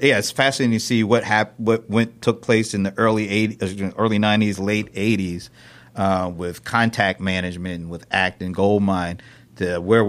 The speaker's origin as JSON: {"language": "English", "region": "Delaware", "country": "United States", "tie": "born or raised there", "lives_now": "Atlanta, United States", "said": "I was born and raised up in Delaware. I've been in Atlanta for 18 years, but before that I was in Delaware."}